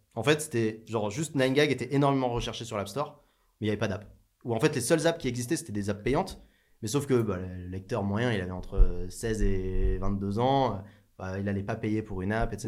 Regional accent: France; Je viens pas de Paris, je suis en provincial.

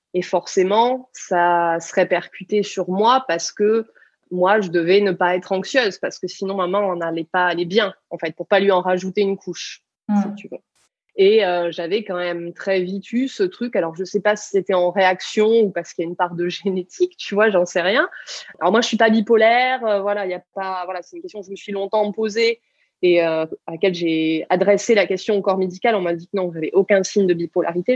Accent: small village in the Pyrenees, south-west France, France; also born or lived in Toulouse; je suis du sud-ouest de la France et quand j'ai eu du coup 17 ans, je suis venue faire mes études à Toulouse. Et je venais d'un petit village des Pyrénées de 120 euh, habitants

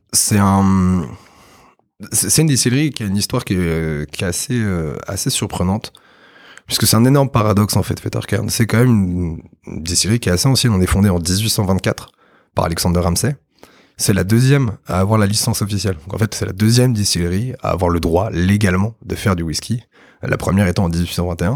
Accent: Normandy, France; je suis normand à la base

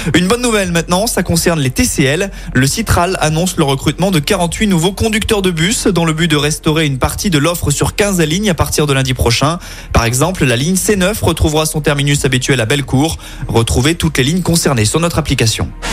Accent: Lyon, Auvergne-Rhône-Alpes, France; chez nous à Lyon

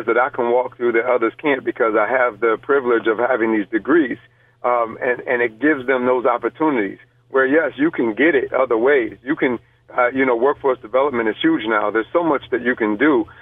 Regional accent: Rochester, New York, United States; I am born and raised in Rochester, New York.

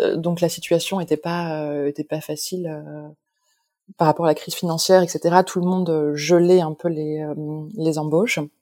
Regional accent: Lille, Hauts-de-France, France; moved away as an adult; also born or lived in Mexico; now in Paris, France; je suis originaire de Lille, de France

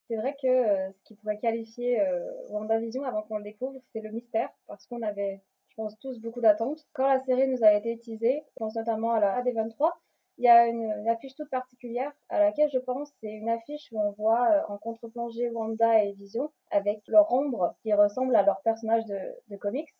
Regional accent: Quebec, Canada; moved away as an adult; now in Paris, France; Je suis québécoise, mais j'habite à Paris depuis bientôt 6 ans

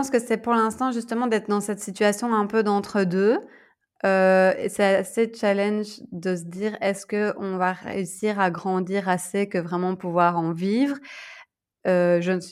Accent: Belgium; moved away as an adult; also born or lived in Bangkok, Thailand; il y a deux ans, quand moi je suis partie de la Belgique, et puis là, quand je suis rentrée

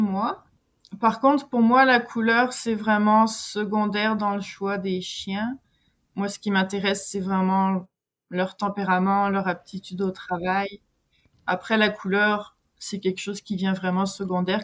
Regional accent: France; moved away as an adult; now in Quebec, Canada; je suis française, je vis au Québec depuis 17 ans

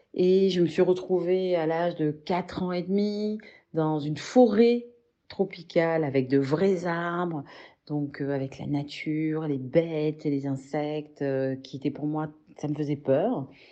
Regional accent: Marseille, Provence-Alpes-Côte d'Azur, France; also born or lived in Congo-Brazzaville / Paris / French Guiana; now in Arles, France; je suis née à Marseille où j'ai grandi

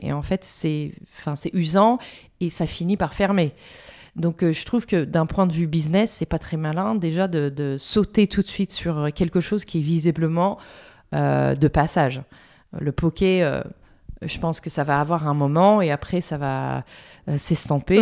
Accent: Philadelphia, Pennsylvania, United States; French is a second language; moved away as an adult; now in Paris, France; J'ai grandi à Philadelphie, euh, en Pennsylvanie.

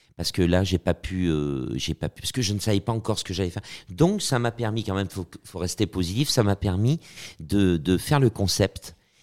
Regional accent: Auvergne-Rhône-Alpes, France; now in Paris, France; moi, je suis auvergnat. Euh, je me sens aussi beaucoup parisien, mais je, je suis auvergnat parce que je suis un, un bougnat, un bougnat de Paris.

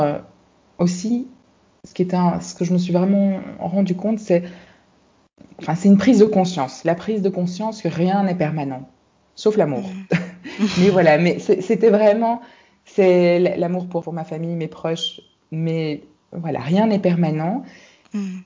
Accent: Brussels, Brussels-Capital Region, Belgium; moved away as an adult; now in Singapore; je suis née à Bruxelles, donc en Belgique, où j'ai grandi avec mes frères et mes sœurs

